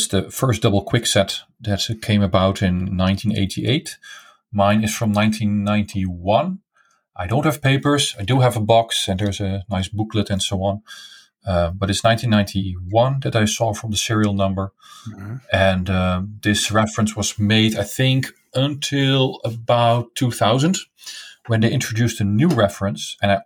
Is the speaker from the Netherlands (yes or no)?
yes; eastern Netherlands, east of the Netherlands, Netherlands; I grew up in the east part of the Netherlands, near the German border